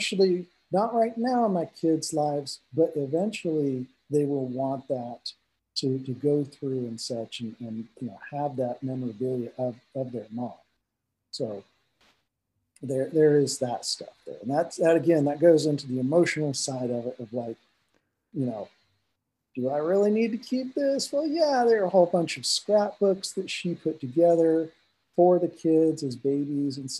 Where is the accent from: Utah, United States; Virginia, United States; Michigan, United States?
Utah, United States; Salt Lake City; moved away as an adult; I grew up in Salt Lake City, Utah